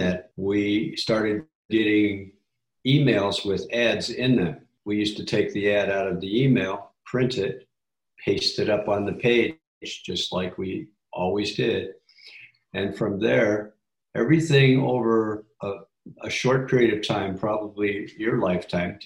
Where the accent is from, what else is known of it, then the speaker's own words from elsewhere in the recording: Chicago, Illinois, United States; I was born in Chicago, almost downtown, at what is now Northwestern